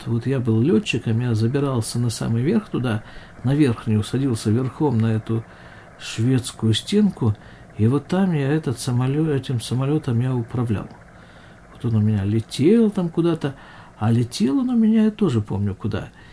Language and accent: Russian; Krasnoyarsk, Krasnoyarsk Krai, Russia; now in West Bank; Это все мое детство происходило в Красноярске практически